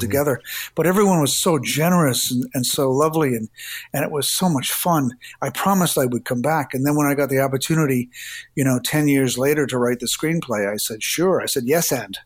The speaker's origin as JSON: {"language": "English", "town": "Hamilton", "region": "Ontario", "country": "Canada", "tie": "born or raised there", "also_born_or_lived": "Toronto", "moved": "yes", "said": "I was from a small city outside of Toronto, Hamilton"}